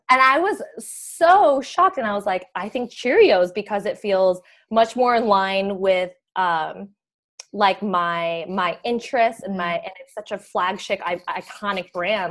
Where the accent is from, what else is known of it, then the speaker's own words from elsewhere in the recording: Naperville, Illinois, United States; moved away as an adult; also born or lived in Minnesota; you've heard of Naperville, which is where we grew up